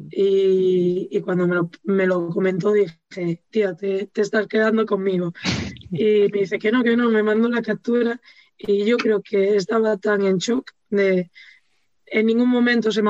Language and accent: Spanish; Andalusia, Spain; accent: Galician; now in Galicia, Spain; Sí, sí, tengo mucho acento gallego ya, me lo dicen siempre, toda la gente que me conoce de allí de Andalucía me lo dice tienes un acento gallego.